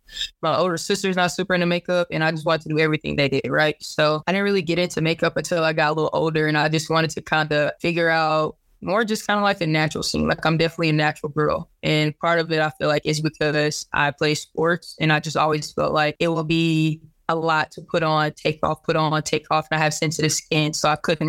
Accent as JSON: {"language": "English", "town": "Duncanville", "region": "Texas", "country": "United States", "said": "So I'm originally from Duncanville, Texas, which is a suburb about 2 exits up from Dallas."}